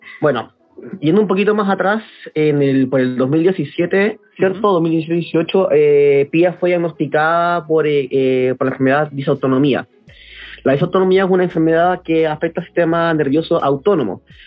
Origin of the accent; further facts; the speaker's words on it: Santiago, Santiago Metropolitan Region, Chile; nací y crecí en Santiago de la, de la región metropolitana